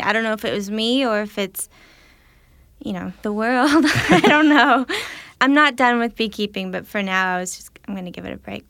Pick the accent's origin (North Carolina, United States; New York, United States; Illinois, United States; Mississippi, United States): Illinois, United States; I grew up in Illinois